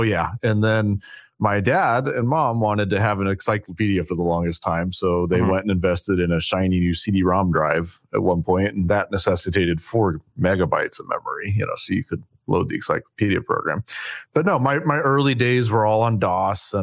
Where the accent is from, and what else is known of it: Vancouver, Washington, United States; born or raised there